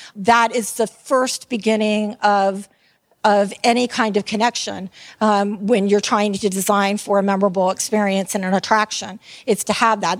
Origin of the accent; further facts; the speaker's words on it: Tampa, Florida, United States; I am from Tampa, Florida, and I am called a Tampeño.